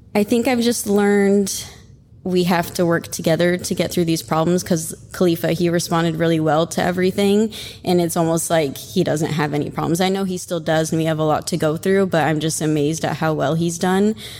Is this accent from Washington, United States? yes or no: no; Oregon, United States; now in Florida, United States; I'm from Oregon, but I live in Florida